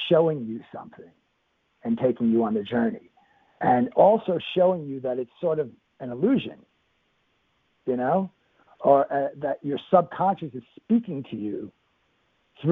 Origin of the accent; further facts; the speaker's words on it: New York, United States; I'm a New Yorker.